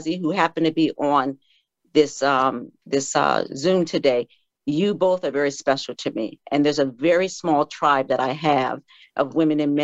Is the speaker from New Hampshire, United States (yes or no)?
no; Fairfield, Connecticut, United States; I was born in Fairfield, Connecticut